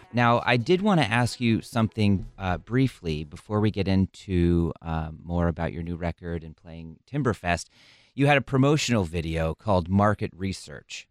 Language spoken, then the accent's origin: English; Midwest, United States; accent: Midwest; my Midwest accent